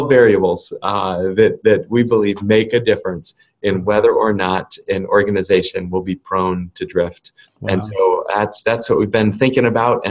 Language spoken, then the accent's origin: English; New England, United States; my experience growing up in New England was that it was a great place